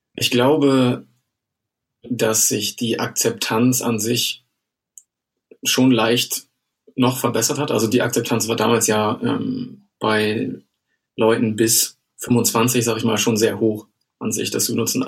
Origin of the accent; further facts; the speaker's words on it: Germany; moved away as an adult; bin ich ja erstmal nach Bremen gezogen. Ähm, aus privaten Gründen. Ich komme hier aus der Nähe